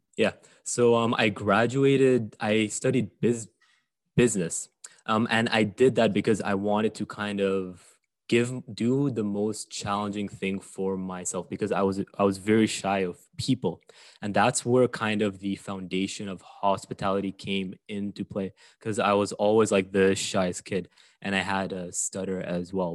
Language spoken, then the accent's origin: English; Saudi Arabia; moved away; I grew up in Saudi Arabia, which is, um, a very, very, very, very unique place. And I only discovered that once I left